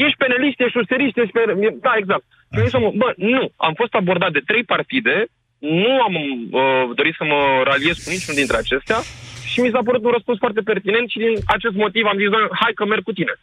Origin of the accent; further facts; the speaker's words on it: Craiova, Dolj, Romania; eu sunt din Craiova